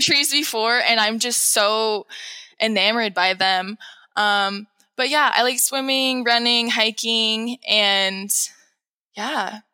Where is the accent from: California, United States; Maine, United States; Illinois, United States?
California, United States; San Rafael; moved away as an adult; now in Mono County, United States; I'm from San Rafael, California, which is in between Napa and San Francisco.